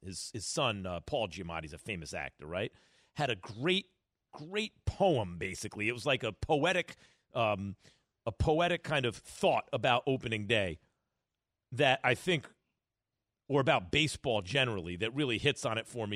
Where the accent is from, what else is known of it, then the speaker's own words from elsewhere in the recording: New York City, New York, United States; both my parents from the Bronx. I was born in the Bronx